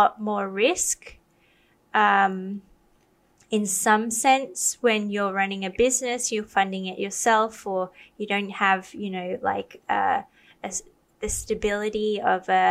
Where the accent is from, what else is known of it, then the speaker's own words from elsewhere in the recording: Australia; I grew up in Australia